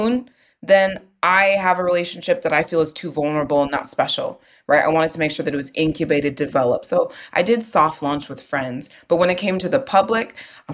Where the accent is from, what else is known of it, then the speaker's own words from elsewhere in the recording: Houston, Texas, United States; now in New York, United States; I, too, am in New York. And, you know, I'm from Houston